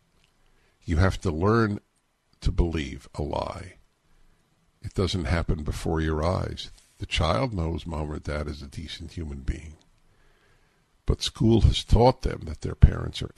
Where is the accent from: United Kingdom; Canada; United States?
United States; New York; When I was a kid growing up in New York